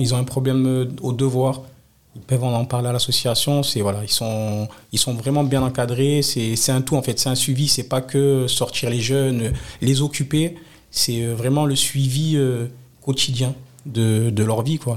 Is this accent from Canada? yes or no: no; France; Je suis né au Moulin. Si j'ai grandi au Moulin, j'ai voilà, j'ai toute ma famille au Moulin